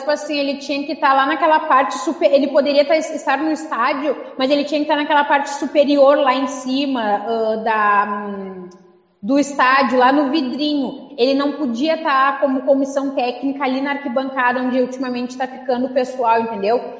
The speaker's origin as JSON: {"language": "Portuguese", "region": "Rio Grande do Sul", "country": "Brazil", "said": "Porque, como é gaúcho, vamos falar pila, né, gente?"}